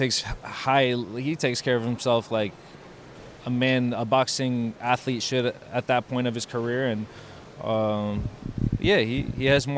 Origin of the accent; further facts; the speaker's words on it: Miami, Florida, United States; I'm in my hometown.